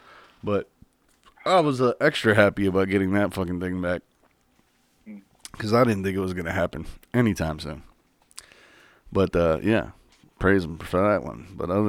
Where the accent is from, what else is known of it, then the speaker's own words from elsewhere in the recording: Illinois, United States; good old Illinois.